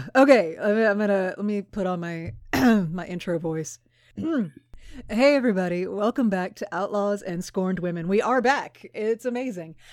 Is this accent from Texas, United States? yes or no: yes; Houston, Texas, United States; moved away; I grew up in Houston